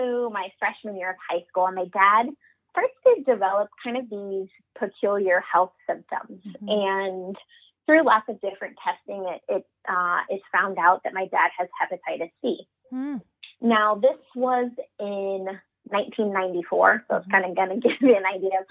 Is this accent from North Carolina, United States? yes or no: no; Cedar Rapids, Iowa, United States; I'm born and raised in Cedar Rapids, Iowa